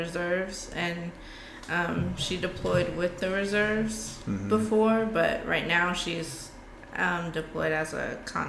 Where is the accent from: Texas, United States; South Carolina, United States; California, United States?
Texas, United States; San Antonio; born there; I was born in San Antonio, Texas.